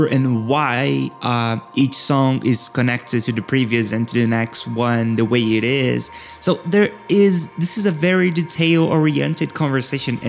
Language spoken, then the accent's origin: English; Brazil; I am from Brazil